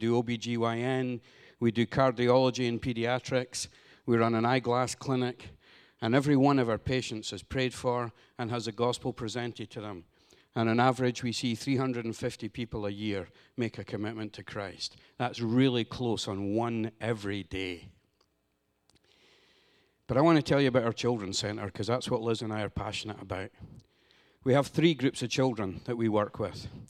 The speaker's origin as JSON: {"language": "English", "region": "Scotland", "country": "United Kingdom", "moved": "yes", "lives_now": "Honduras", "said": "Here I am from Scotland in America"}